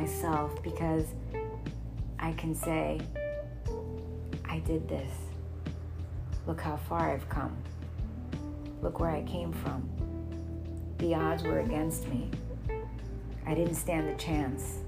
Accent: New York City, New York, United States; I'm a New Yorker, true and true, born and raised

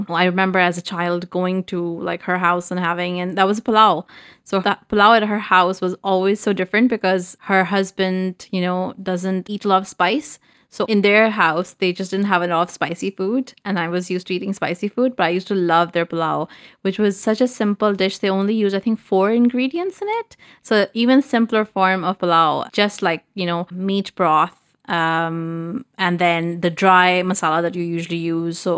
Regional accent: Pakistan; I would say, however, as a Pakistani, I would say something controversial

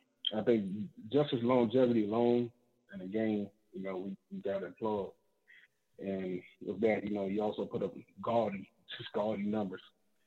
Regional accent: Washington, District of Columbia, United States; my hometown, D.C.

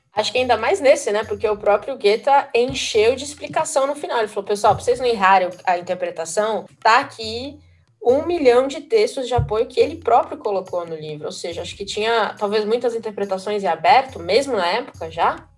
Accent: Brazil; nós como brasileiros

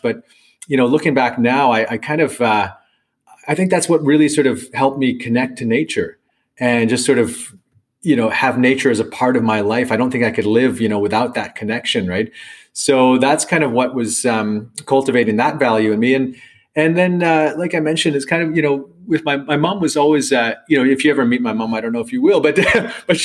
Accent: Canada; from Canada

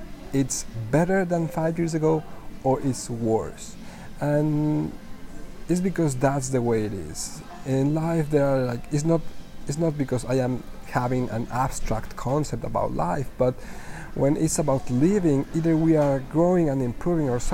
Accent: Mexico; English is a second language; moved away as an adult; now in Budapest, Hungary; I am from Mexico. I am currently in Budapest

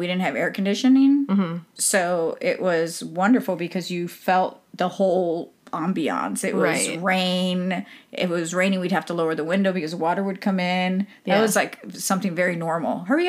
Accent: Florida, United States; I grew up in Florida

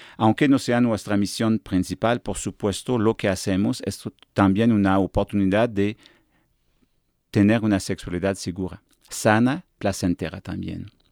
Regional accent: Quebec, Canada; accent: afrancesado; Spanish is a second language; moved away as an adult; now in Mexico; soy de Quebec, la parte francesa de Canadá

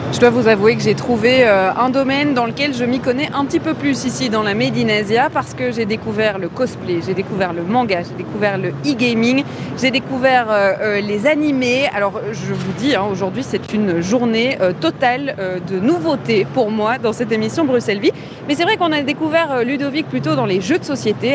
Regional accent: Tourcoing, Hauts-de-France, France; je viens de Tourcoing

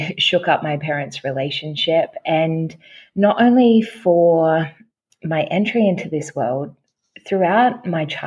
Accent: Australia; now in Gold Coast, Australia; I'm from Australia. I am based on the Gold Coast

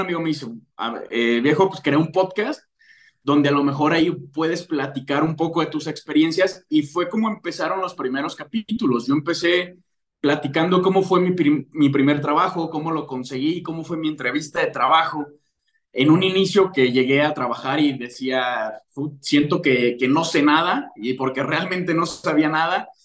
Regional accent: León, Guanajuato, Mexico; yo soy de León, Guanajuato

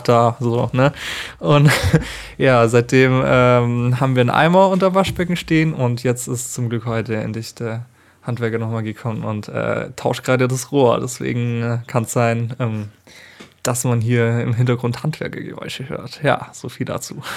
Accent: Allgäu, Germany; in Arnach, also das ist bei uns im Allgäu unten

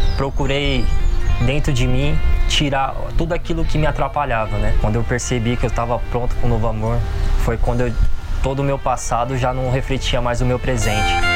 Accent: Guarulhos, São Paulo, Brazil; sou de Guarulhos, tenho 30 anos

